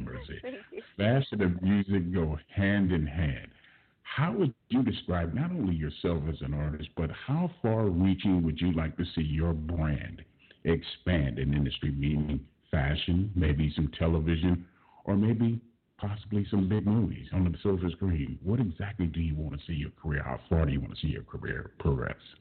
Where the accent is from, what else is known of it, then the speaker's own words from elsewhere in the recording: Los Angeles, California, United States; I was born and raised in South Central Los Angeles. Grew up on 67th Street